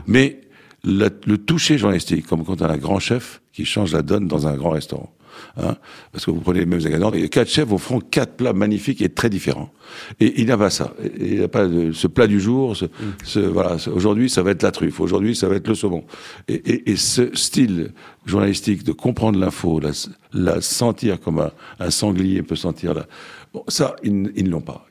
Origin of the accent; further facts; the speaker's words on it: Lebanon; now in France; le Liban, mon pays d'origine